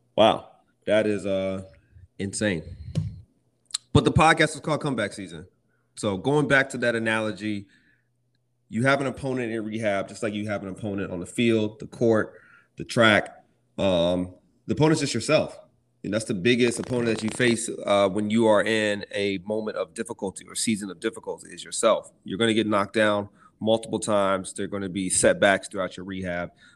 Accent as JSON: {"language": "English", "town": "Lonoke", "region": "Arkansas", "country": "United States", "tie": "born or raised there", "said": "I grew up in Arkansas in a little small place called Lonoke."}